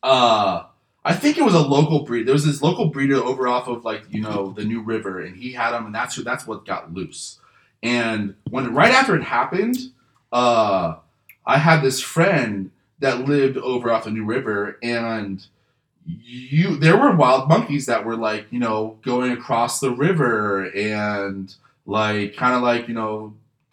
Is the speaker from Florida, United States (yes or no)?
yes; Fort Lauderdale, Florida, United States; I was born and raised here in Fort Lauderdale in South Florida